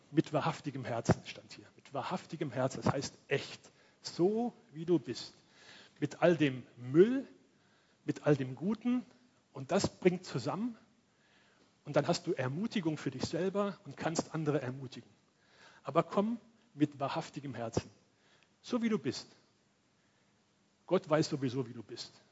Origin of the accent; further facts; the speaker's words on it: Cologne, North Rhine-Westphalia, Germany; born there; Ich komme ja aus Köln, bin da geboren.